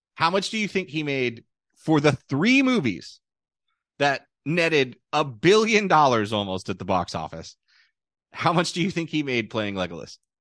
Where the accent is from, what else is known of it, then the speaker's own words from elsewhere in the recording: United States; being an American